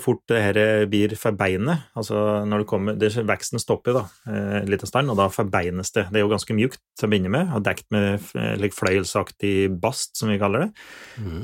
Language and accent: Norwegian; Finnskogen, Innlandet, Norway; accent: Finnskogen dialect